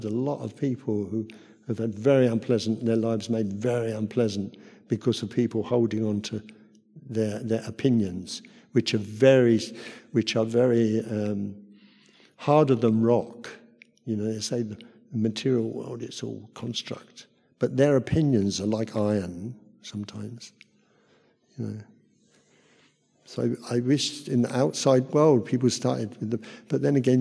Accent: Luton, East of England, United Kingdom; moved away as an adult; also born or lived in Thailand; I'm from Luton

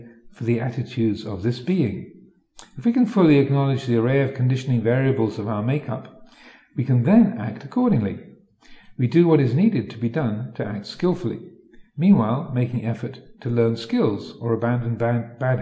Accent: England, United Kingdom; moved away as an adult; also born or lived in Wat Nanachat, Thailand; having grown up in this country and gone to English schools and such like, then I had assumed that my reality, my kind of Englishness, was ordinary

